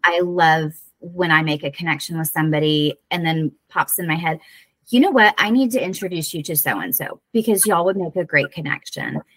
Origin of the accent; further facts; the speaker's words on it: Florida, United States; accent: southern; moved away as an adult; now in Whidbey Island, Washington, United States; from florida like okay yeah. okay so yeah just born and bred